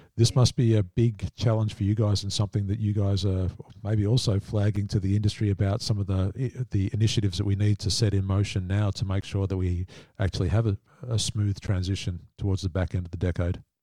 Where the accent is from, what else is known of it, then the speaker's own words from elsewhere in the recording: Australia; as an Australian